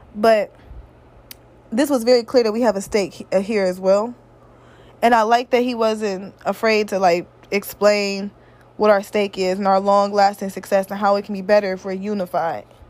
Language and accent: English; Midwest, United States; I'm from the Midwest